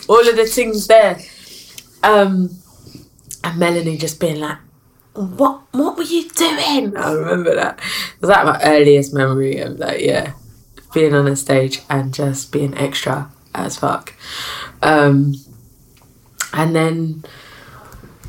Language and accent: English; London, United Kingdom; I'm from South London